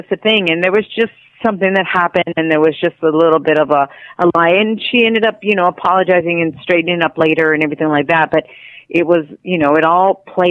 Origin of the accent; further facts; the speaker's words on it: Spain; now in United States; And I came from Spain, and so I was different already. Mm-hmm. And so for me, it was a little tough when I first got here.